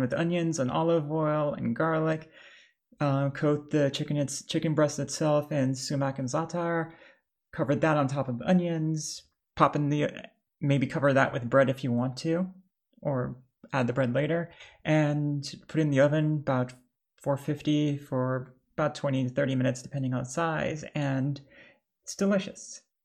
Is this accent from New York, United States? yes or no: yes; New York, United States; "Oh, New York," because that's where I was raised.